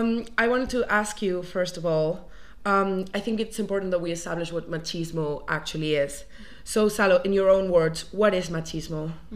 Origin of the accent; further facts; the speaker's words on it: Spain; now in Edinburgh, United Kingdom; your podcast host, and I'm from Spain.